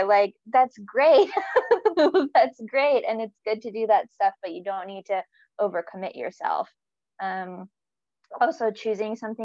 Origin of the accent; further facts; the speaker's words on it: North Carolina, United States; moved away as an adult; also born or lived in Virginia; now in Newcastle, United Kingdom; I'm from North Carolina in the south, the east coast of the States. And I grew up between there and Virginia